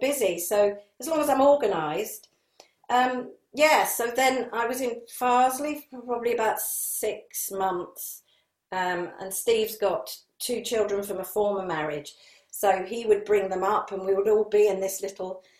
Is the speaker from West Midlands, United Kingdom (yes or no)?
no; Sussex, South East England, United Kingdom; moved away as an adult; now in Leeds, United Kingdom; I was brought up in Sussex, so Harrogate for me is just like Sussex was when I moved to Sussex in 68.